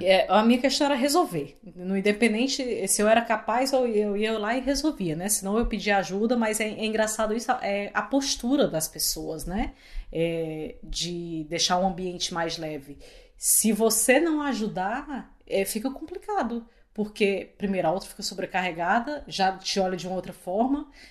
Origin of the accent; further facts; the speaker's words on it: Fortaleza, Ceará, Brazil; moved away as an adult; now in Canada; eu sou de Fortaleza